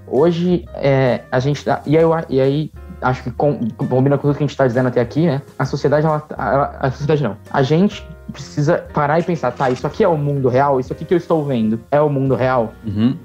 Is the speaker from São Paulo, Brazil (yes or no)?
yes; ABC region, São Paulo, Brazil; now in São Paulo, Brazil; eu não sou de São Paulo, né? Eu sou do ABC, que é uma região grudada